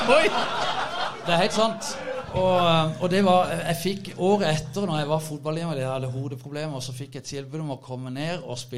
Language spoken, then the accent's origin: Norwegian; Kristiansand, Agder, Norway; Jeg har vokst opp i Kuholmen, 100 meter fra Start, og jeg har vokst opp med Starthallen.